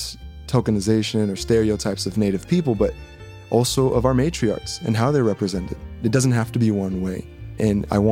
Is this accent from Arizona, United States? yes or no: yes; Phoenix, Arizona, United States; I grew up in West Phoenix